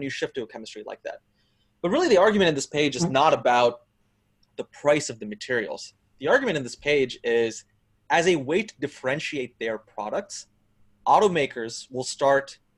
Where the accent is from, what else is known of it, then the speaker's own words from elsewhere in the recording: Texas, United States; Texas, my home state